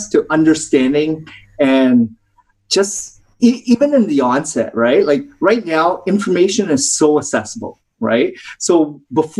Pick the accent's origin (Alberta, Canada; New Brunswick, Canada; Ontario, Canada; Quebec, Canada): Ontario, Canada; Toronto; I grew up in Toronto, Ontario